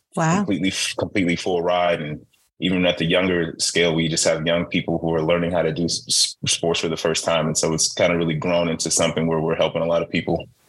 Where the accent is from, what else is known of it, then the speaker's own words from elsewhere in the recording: Chicago, Illinois, United States; I grew up in Chicago